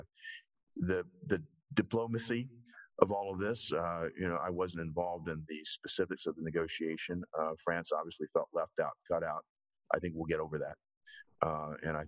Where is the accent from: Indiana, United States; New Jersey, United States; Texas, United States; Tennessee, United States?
Tennessee, United States; Nashville; also born or lived in Japan; my hometown of Nashville, Tennessee.